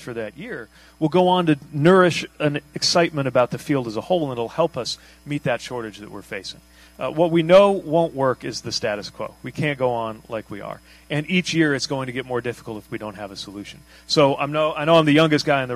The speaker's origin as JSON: {"language": "English", "town": "South Bend", "region": "Indiana", "country": "United States", "tie": "born or raised there", "said": "I grew up in Indiana."}